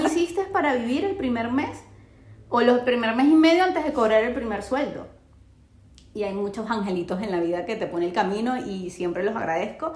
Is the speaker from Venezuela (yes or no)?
yes; Venezuela; moved away as an adult; now in Chile; estoy en Chile, tengo cinco años, eh, no soy de Chile, pero tampoco soy de Venezuela. O sea, yo sé que yo voy a Venezuela y voy a ser una extranjera